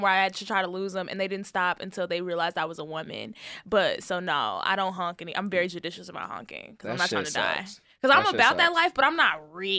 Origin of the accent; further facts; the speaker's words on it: Texas, United States; I'm from Texas